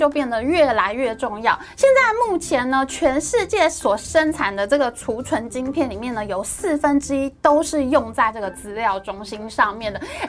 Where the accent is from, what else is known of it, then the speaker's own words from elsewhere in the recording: Taiwan; 哇，我们台湾人在世界半导体产业的。影响力实在太大，人实在太多了吧？